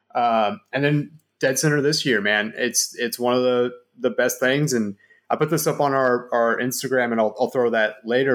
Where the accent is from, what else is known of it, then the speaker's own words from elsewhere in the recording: Dallas, Texas, United States; I'm from Dallas. Like I've lived in Dallas my entire life.